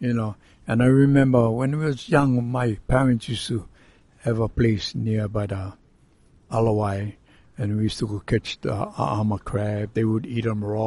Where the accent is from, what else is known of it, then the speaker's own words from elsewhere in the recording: Oahu, Hawaii, United States; I was born and raised in Oahu over here on the island.